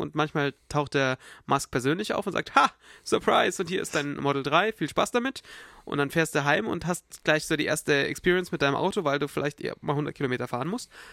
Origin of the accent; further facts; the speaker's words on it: Munich, Bavaria, Germany; bei uns in Bayern